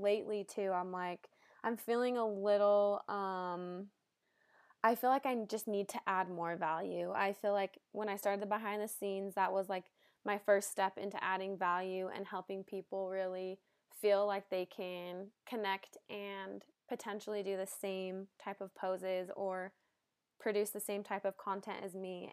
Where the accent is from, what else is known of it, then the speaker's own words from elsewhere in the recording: Salt Lake City, Utah, United States; also born or lived in Los Angeles; I was born and raised in Salt Lake City, Utah.